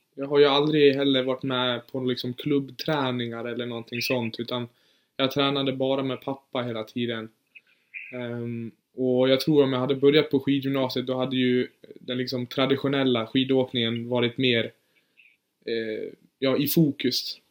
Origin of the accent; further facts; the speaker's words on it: Orsa, Dalarna County, Sweden; also born or lived in Germany; Jag är född i Tyskland faktiskt, men flyttade hit när, eh, när jag var fyra år. Så jag ja, men typ, typ bott här hela mitt liv